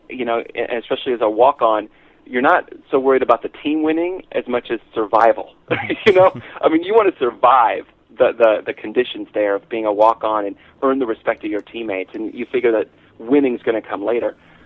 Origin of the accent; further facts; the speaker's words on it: Omaha, Nebraska, United States; moved away; As a high school senior, I'm from Omaha, Nebraska